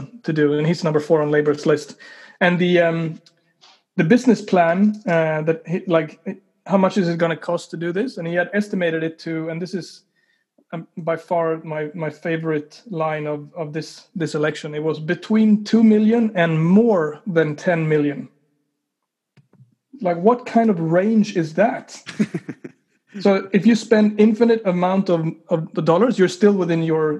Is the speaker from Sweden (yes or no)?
yes; Sweden; now in New Zealand; when I moved to New Zealand, because I come from Sweden